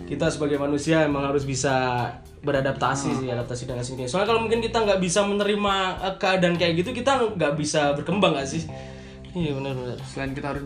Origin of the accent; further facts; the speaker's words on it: Yogyakarta, Special Region of Yogyakarta, Indonesia; kita orang Jogja ngomong aku kamu ya kita aku